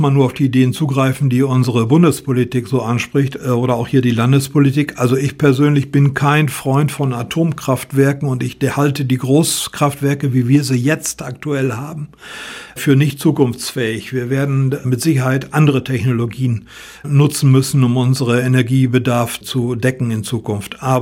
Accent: North Rhine-Westphalia, Germany; Ich komme aus dem Münsterland.

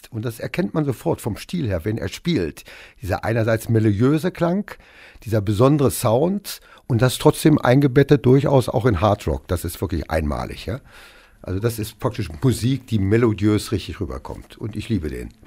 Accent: Hameln, Lower Saxony, Germany; Der kommt aus Hannover und ich komme eben aus Hameln.

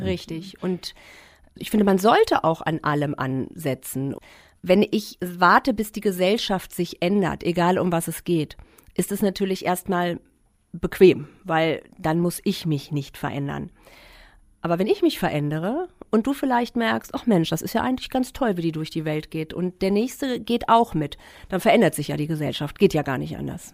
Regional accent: Klein Berkel, Lower Saxony, Germany; ich bin in Kleinberkel groß geworden

